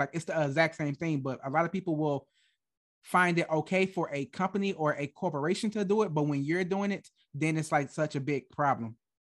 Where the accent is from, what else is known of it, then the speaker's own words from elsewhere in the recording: Michigan, United States; moved away as an adult; now in Germany; I was born and raised in Michigan, like, I moved to Germany when I was, like, twenty-three